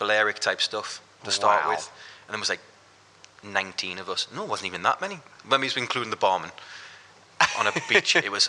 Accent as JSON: {"language": "English", "town": "Newcastle upon Tyne", "region": "North East England", "country": "United Kingdom", "tie": "born or raised there", "also_born_or_lived": "Wallsend", "accent": "northern", "said": "Newcastle, yeah. So I grew up in a place called Hazelrig, and now I live in Wallsend, and Wallsend is where Sting's from, and the shipyards. Yeah. So it's pretty much Newcastle. It's like proper Newcastle."}